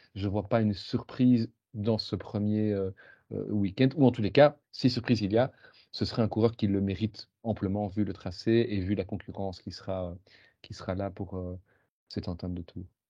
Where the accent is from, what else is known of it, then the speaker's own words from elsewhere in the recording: Belgium; en tant que Belge